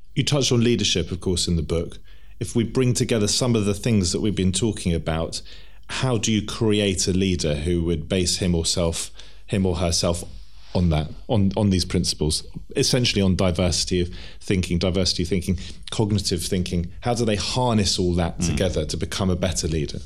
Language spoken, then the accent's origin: English; England, United Kingdom; as English people